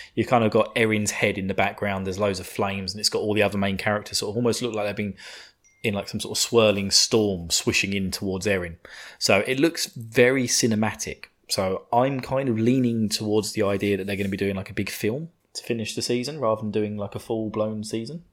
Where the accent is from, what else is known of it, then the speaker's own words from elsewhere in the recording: United Kingdom; I'm a sadistic bastard being British